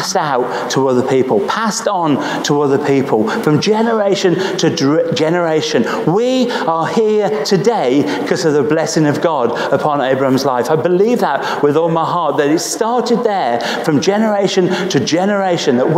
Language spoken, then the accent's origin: English; Nuneaton, West Midlands, United Kingdom; I'm not from Birmingham, okay? I'm from Nuneaton